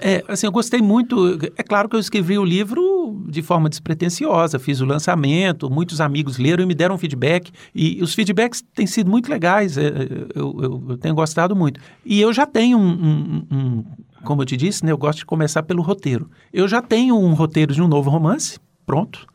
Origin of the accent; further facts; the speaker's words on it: Minas Gerais, Brazil; Eu sou de Minas